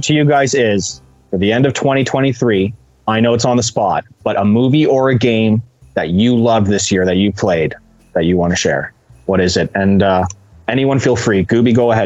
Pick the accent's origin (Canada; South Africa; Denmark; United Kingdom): Canada; as a Canadian